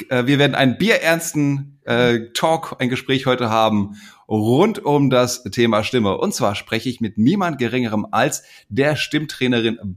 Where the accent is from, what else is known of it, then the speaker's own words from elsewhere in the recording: Hesse, Germany; Was mir als Hesse nicht immer ganz leicht fällt.